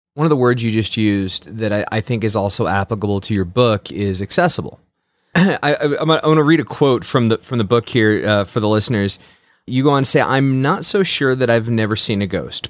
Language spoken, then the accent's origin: English; Midwest, United States; also born or lived in Saint Louis; we're from the Midwest